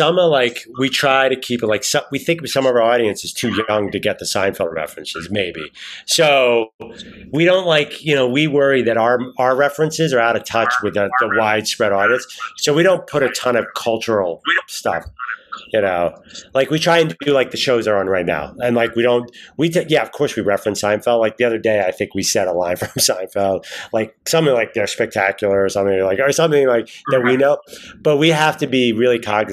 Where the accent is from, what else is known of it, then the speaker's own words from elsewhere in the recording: Philadelphia, Pennsylvania, United States; now in New York, United States; I come from Philadelphia, which is Angelo Cataldi territory